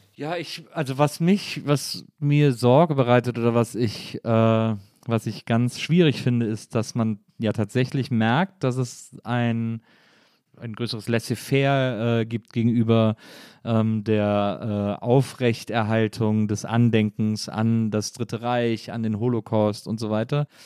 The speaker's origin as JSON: {"language": "German", "country": "Germany", "said": "als Deutsche"}